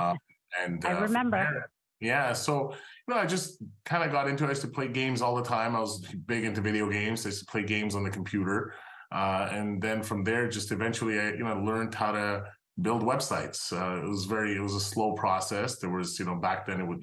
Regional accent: Montreal, Quebec, Canada; I'm Canadian. I actually grew up in Montreal.

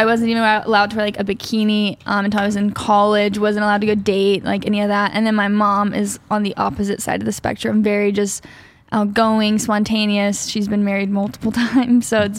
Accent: Texas, United States; The early days back in Texas, tiny town Texas. I'm from like a small town that it's one of those, literally if you blink, you miss it. We had a library and a gas station, and that was it.

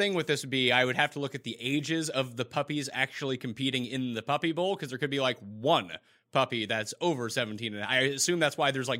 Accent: Canada; As a Canadian, I always pay attention to the U.S. dollar versus the Canadian dollar.

